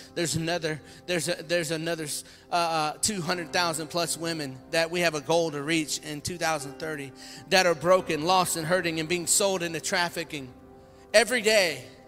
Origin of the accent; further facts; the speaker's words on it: Louisiana, United States; moved away; I came from Louisiana. I came from the swamps and the bayous of Louisiana, and we like sweet tea